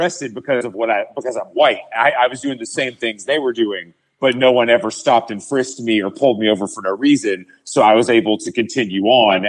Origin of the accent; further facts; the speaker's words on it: the South, United States; I'm from the South.